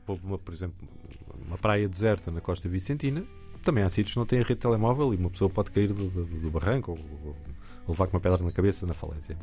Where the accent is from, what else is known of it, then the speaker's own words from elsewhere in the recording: Alentejo, Portugal; now in Lisbon, Portugal; Eu cresci no Alentejo